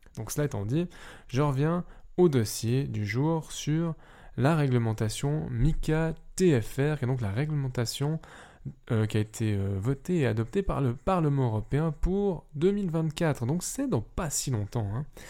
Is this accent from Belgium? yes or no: no; Switzerland; je suis suisse et que techniquement je ne suis pas européen